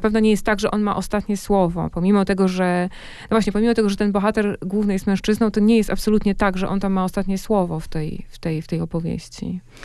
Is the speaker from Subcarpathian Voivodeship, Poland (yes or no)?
no; Masovian Voivodeship, Poland; Ja już wychowałam się na Mazowszu, ale tam są moje korzenie